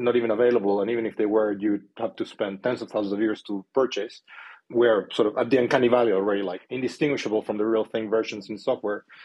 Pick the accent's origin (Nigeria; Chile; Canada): Chile; moved away as an adult; I am from South America, from Chile. Um, so, I am an immigrant. I've been here for 13 years now.